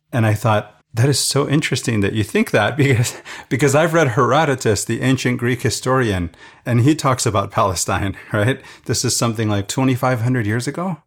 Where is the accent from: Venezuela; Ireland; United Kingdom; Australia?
Venezuela; now in United States; the mess that Venezuela is today, the country where I grew up.